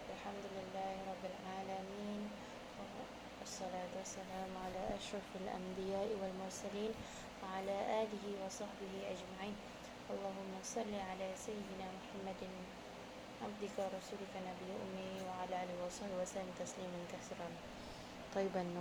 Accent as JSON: {"language": "Malay", "town": "Kuching", "region": "Sarawak", "country": "Malaysia", "lives_now": "Peninsular Malaysia, Malaysia", "said": "alhamdulillah saya orang Malaysia orang uh, Malaysia ha oh, macam gitulah orang Malaysia uh, tinggal dekat mana asal dekat mana tinggal dan asal originally dekat Sarawak Kuching to be exact. Dan uh, I'm really proud to be a Sarawakian."}